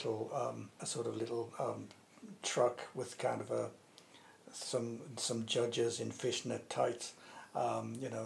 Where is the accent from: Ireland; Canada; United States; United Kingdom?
United Kingdom; Tyneside, North East England; moved away as an adult; also born or lived in Nottingham / Australia / London; now in Cambridge, United Kingdom; I was brought up in Tyneside.